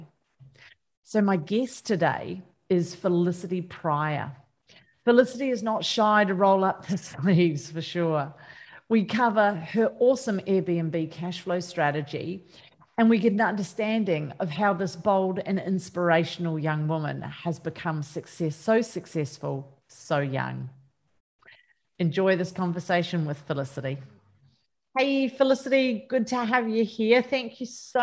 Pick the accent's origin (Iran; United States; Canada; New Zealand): New Zealand; being a Kiwi girl